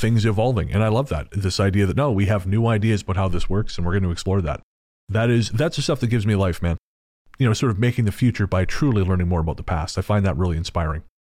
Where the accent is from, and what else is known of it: Canada